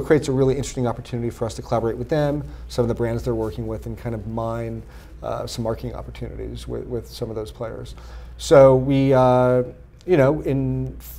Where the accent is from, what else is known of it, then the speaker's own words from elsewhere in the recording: Los Angeles, California, United States; growing up in Los Angeles